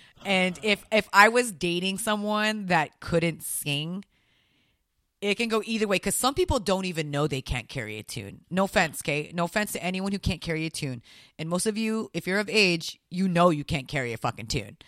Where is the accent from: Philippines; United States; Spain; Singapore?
Philippines; I'm Filipino, dude.